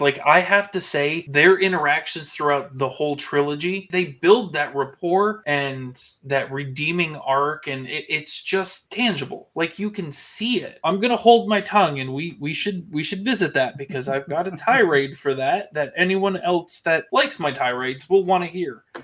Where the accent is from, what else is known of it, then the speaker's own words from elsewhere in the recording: the North, United States; I grew up with it in the North too